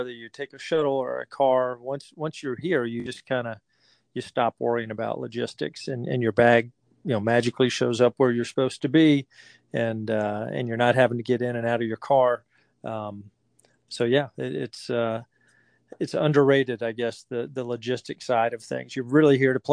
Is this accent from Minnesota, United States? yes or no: no; Augusta, Georgia, United States; I grew up in Augusta, Georgia